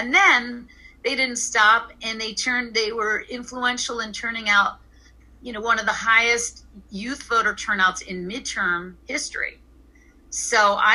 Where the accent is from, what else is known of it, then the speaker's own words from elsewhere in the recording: Pennsylvania, United States; also born or lived in Eastern Long Island, New York; now in Long Island, United States; I grew up in Pennsylvania